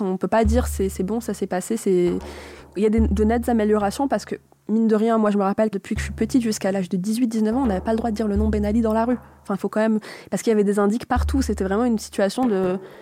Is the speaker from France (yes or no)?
no; Tunisia; je suis tunisienne